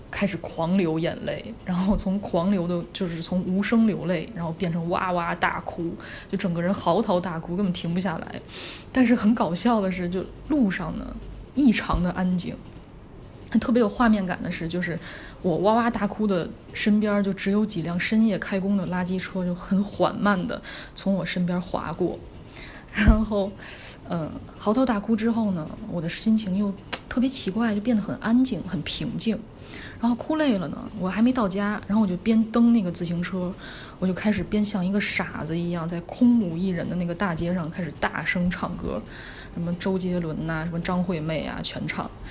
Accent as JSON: {"language": "Chinese", "region": "Beijing", "country": "China", "tie": "born or raised there", "said": "我现在在北京，然后也是在这儿出生长大的"}